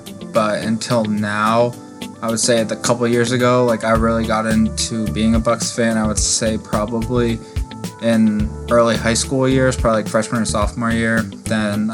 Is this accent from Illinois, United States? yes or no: no; Vermont, United States; I grew up in Vermont, which is like the northern area of New England